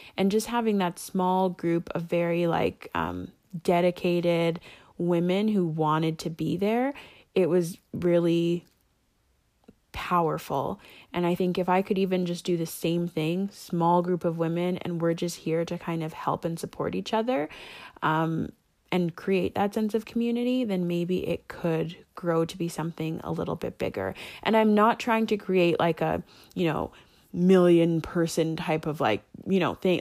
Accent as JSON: {"language": "English", "country": "Canada", "said": "I'm Canadian"}